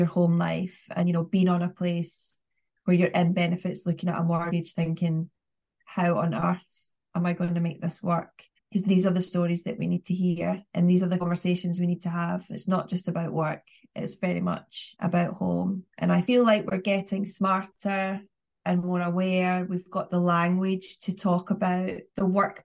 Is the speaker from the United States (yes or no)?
no; the north of England, United Kingdom; accent: northern; you and I both have regional accents, northern accents